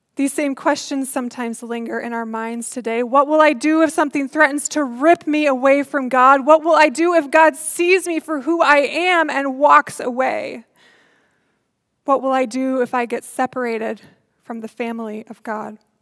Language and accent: English; Iowa, United States; growing up in Iowa